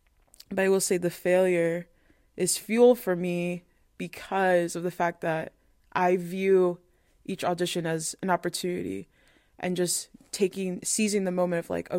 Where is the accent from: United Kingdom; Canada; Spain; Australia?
Spain; when I tell people, oh, I was from Spain, like they're like, oh, but you don't look like it, for example.